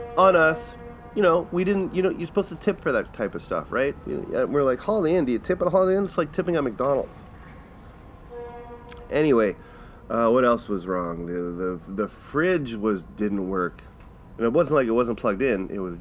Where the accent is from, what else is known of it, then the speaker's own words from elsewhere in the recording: Manitoba, Canada; we're from Manitoba.